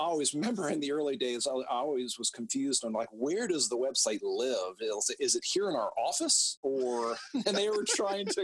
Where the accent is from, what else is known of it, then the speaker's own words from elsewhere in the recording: Atlanta, Georgia, United States; also born or lived in Oxford, Mississippi; Based in Atlanta, born and raised in Atlanta.